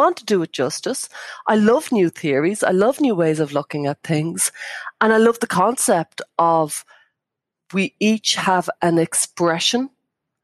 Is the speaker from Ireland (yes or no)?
yes; Ireland; I grew up in Catholic Ireland